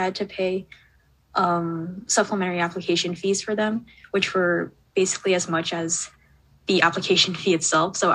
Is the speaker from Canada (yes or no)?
yes; Canada; I'm a Canadian grade 12 student